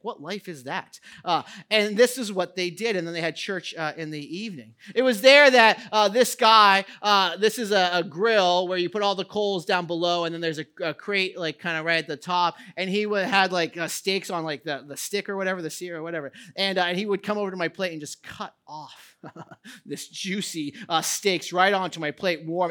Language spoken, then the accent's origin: English; United States; as an American society